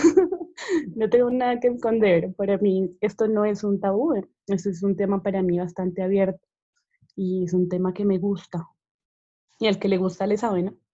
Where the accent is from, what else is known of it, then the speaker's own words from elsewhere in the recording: Bogotá, Colombia; yo soy Rola, pero pues todo el mundo me dice que no parezco Rola